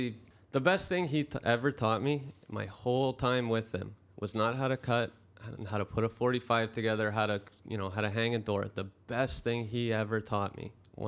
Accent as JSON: {"language": "English", "town": "Brampton", "region": "Ontario", "country": "Canada", "tie": "born or raised there", "said": "I grew up in Brampton, right?"}